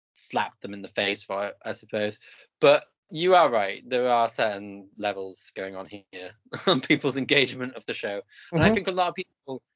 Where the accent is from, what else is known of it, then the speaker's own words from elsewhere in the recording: United Kingdom; because obviously I grew up around, like, being British